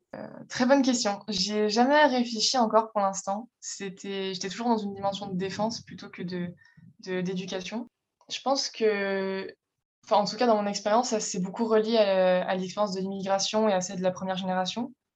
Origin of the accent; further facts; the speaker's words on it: France; je suis française